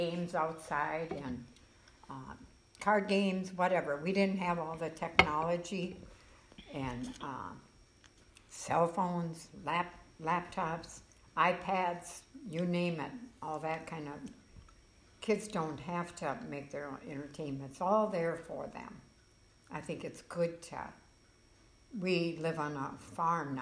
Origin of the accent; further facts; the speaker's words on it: Alexandria, United States; also born or lived in Milwaukee, Wisconsin; I was born and raised here in Alexandria, graduated from high school here.